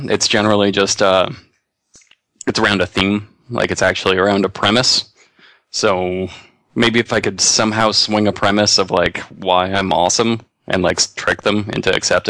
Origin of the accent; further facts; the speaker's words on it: Portland, United States; also born or lived in Santa Monica; I lived down there for a few years to do in-office stuff, but I'm from Portland, and my wife has jobs and contacts here, so we moved back.